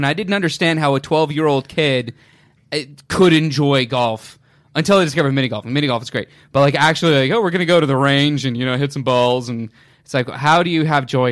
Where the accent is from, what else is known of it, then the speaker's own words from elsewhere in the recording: Orange County, California, United States; Woods is from Orange County, as am I.